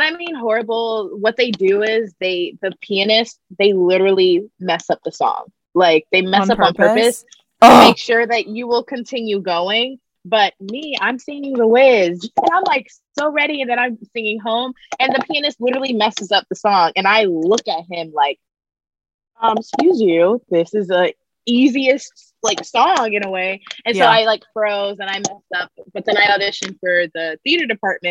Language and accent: English; Connecticut, United States; moved away as an adult; also born or lived in New York / Philadelphia / London; now in Los Angeles, United States; I grew up in Connecticut